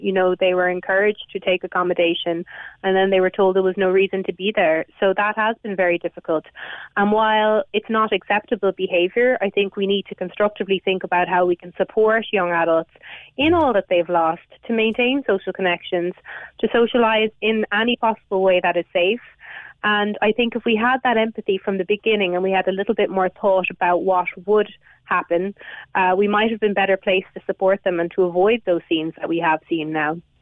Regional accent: Galway, Connacht, Ireland; I live in a rural area, that's not what I'm seeing. But I'm actually from Galway City

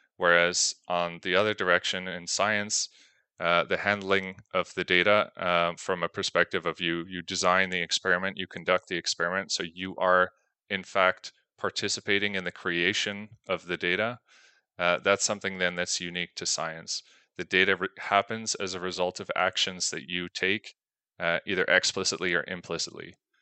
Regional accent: Canada; moved away as an adult; now in Belgium; I'm originally from Canada

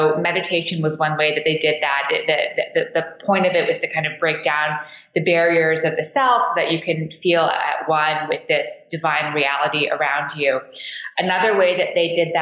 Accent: Montreal, Quebec, Canada; now in Washington, D.C., United States; So I grew up in Montreal. I live in Washington, D.C. now, but I grew up in Canada in downtown Montreal

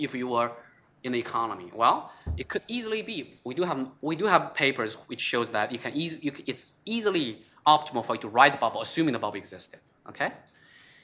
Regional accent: China; moved away; I came from China

